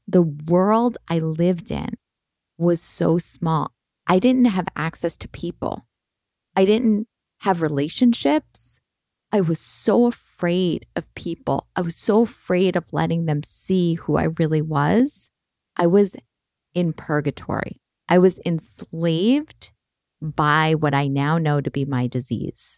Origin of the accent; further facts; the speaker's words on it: Boston, Massachusetts, United States; now in California, United States; I grew up in Boston